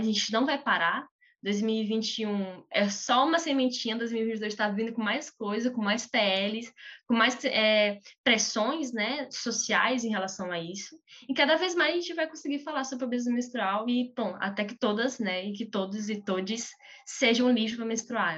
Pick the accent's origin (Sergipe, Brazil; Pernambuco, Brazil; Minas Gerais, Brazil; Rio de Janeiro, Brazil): Sergipe, Brazil; Aracaju; Eu sou de Sergipe, eu sou de, de Aracaju, Sergipe